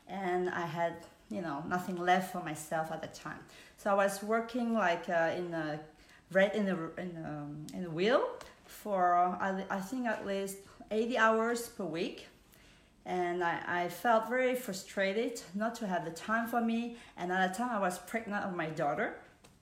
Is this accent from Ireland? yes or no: no; Switzerland; English is a second language; moved away as an adult; also born or lived in Vietnam / New York / Spain / Hong Kong; I was born in Vietnam. I grew up in Switzerland with my family and sister and brother